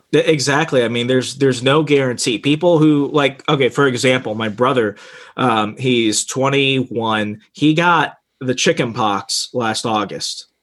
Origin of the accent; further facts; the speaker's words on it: Arizona, United States; moved away; 200,000 people is the population of my hometown in Arizona.